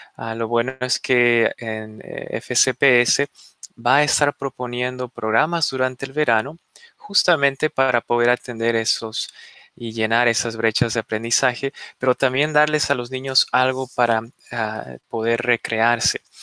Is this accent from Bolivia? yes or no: yes; Bolivia; now in Fairfax, United States; Yo vengo de una familia inmigrante, yo nací en Bolivia